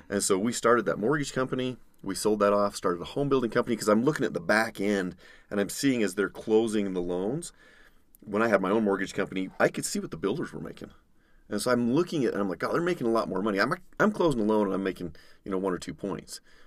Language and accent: English; Utah, United States; grew up in Utah, born and raised